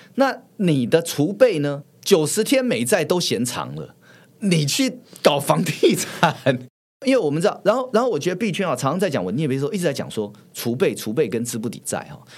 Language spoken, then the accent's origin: Chinese; Taiwan; 我们台湾人